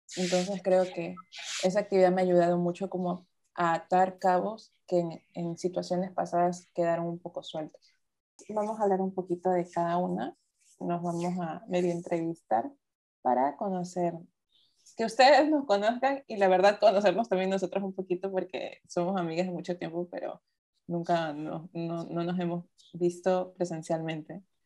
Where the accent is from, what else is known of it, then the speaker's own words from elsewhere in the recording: Ecuador; nací aquí en Ecuador, yo soy de Ecuador, trabajo en Ecuador, vivo en Ecuador